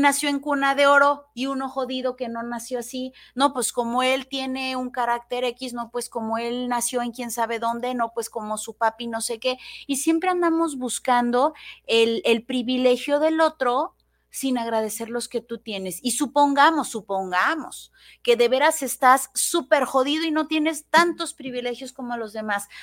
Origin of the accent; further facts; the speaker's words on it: Mexico; soy mexicana y me encanta ser mexicana